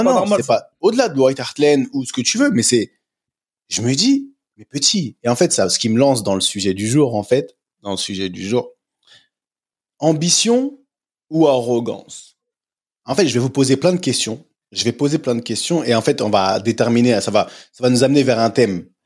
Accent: France; moved away; je suis parti tôt de la France

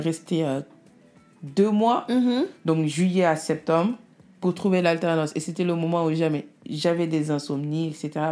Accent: Senegal; moved away; also born or lived in Italy; Je suis née en Italie, je suis venue, euh, je suis partie au Sénégal à l'âge de 3 ans avec mes parents

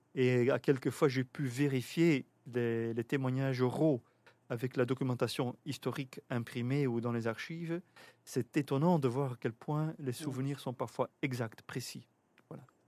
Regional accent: Bruges, Flanders, Belgium; also born or lived in Netherlands / Leiden / Amsterdam / Brussels; je suis belge, je suis né à Bruges, je travaille à Bruxelles

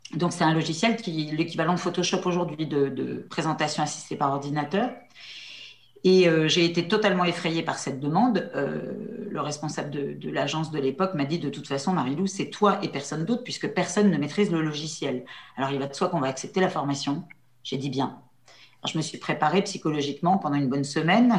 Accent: La Châtre, Centre-Val de Loire, France; Mon père était, euh, mon père était commerçant à la Châtre

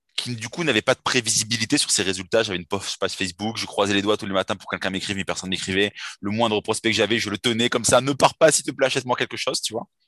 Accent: Bordeaux, Nouvelle-Aquitaine, France; je suis de Bordeaux

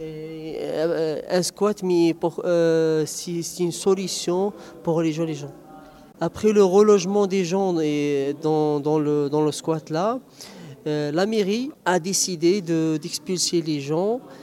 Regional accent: Algeria; moved away as an adult; now in Grenoble, France; je viens de l'Algérie

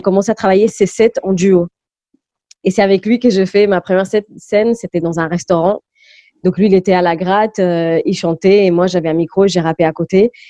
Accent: Malaga, Andalusia, Spain; first language English; French is a second language; also born or lived in Goa, India / Lisbon, Portugal; now in France; c'est à Malaga que j'ai vraiment grandi, que j'ai fait ma scolarisation

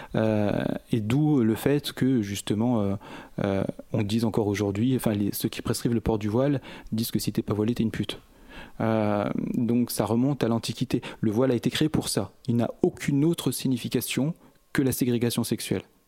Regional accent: Échirolles, Auvergne-Rhône-Alpes, France; je viens d'Echirol, une ville mitoyenne à la ville de Grenoble. Donc c'est pour ça que je dis souvent que je suis de Grenoble, c'est plus simple. Euh, je suis né en 1972. J'ai, toujours vécu depuis ma naissance

